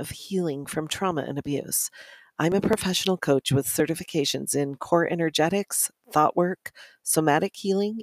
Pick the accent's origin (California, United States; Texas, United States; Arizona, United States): Arizona, United States; I grew up in the Southwest in Arizona